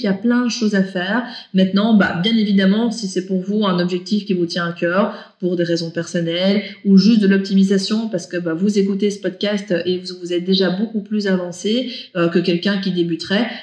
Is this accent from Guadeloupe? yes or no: no; Belgium; chez nous en Belgique